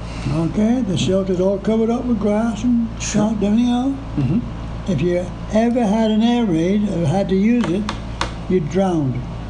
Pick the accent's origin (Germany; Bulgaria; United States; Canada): Canada; also born or lived in England; I'm Canadian